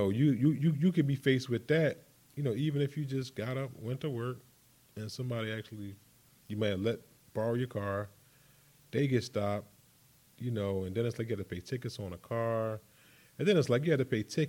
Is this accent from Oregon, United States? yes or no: no; Philadelphia, Pennsylvania, United States; Born and raised in Philadelphia.